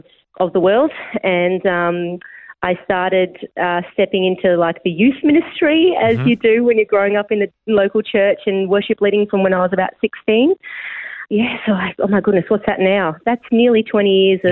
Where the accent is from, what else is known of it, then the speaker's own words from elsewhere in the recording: Melbourne, Victoria, Australia; I'm from Melbourne, and I've grown up on the Mornington Peninsula, down southeastern suburbs, and born and raised in the same church